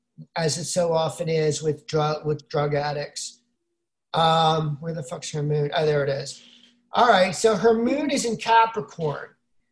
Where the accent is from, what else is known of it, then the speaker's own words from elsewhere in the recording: Brooklyn, New York, United States; I'm from Brooklyn.